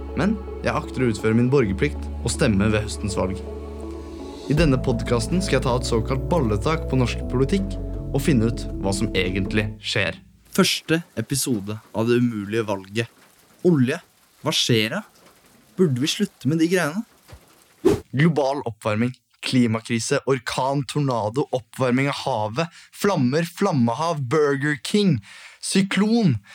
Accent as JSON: {"language": "Norwegian", "region": "Oslo", "country": "Norway", "tie": "born or raised there", "said": "født og oppvokst i Oslo"}